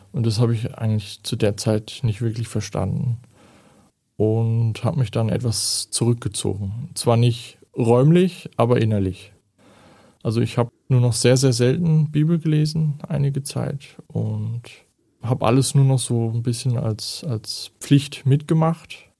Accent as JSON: {"language": "German", "country": "Germany", "moved": "as an adult", "said": "Ich stamme ursprünglich aus Deutschland und bin jetzt seit acht Jahren hier"}